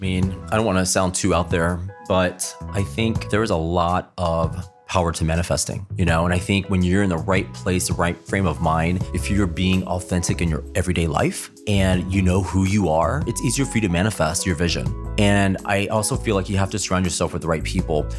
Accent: Texas, United States; also born or lived in Dallas, Texas; now in Columbus, United States; I am from Texas originally, grew up in a really small out of five hundred people.

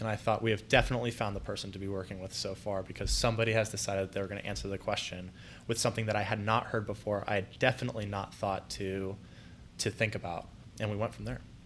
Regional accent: Columbus, Ohio, United States; also born or lived in Mansfield; born and raised in Columbus

